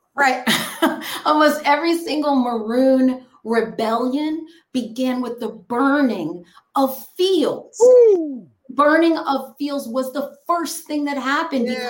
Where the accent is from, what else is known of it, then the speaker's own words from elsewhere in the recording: New York, United States; also born or lived in Jamaica; I grew up on Manhattan and Jamaica